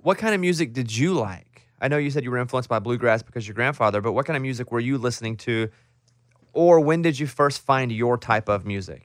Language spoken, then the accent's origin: English; Arkansas, United States; moved away; I'm from Arkansas. We grew up near the same town.